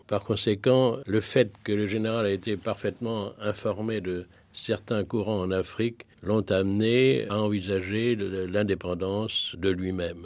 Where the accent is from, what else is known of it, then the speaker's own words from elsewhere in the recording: France; en tant que Français